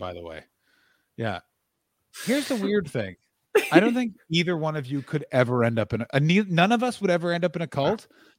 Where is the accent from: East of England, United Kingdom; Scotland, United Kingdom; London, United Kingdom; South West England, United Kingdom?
London, United Kingdom; And I'm from London, and I can, without any sort of hypocrisy, look down upon you.